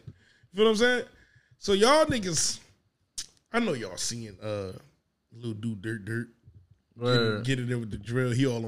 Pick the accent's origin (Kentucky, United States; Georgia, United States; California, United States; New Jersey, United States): New Jersey, United States